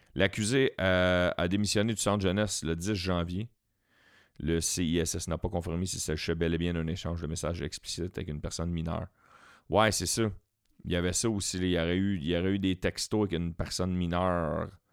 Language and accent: French; Quebec, Canada; on est québécois tout le temps, tout le temps, tout le temps